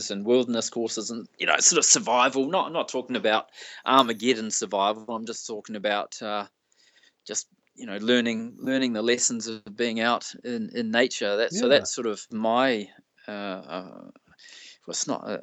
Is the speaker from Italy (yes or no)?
no; New Zealand; I come from New Zealand. You know, our biggest city's got 1.5 million.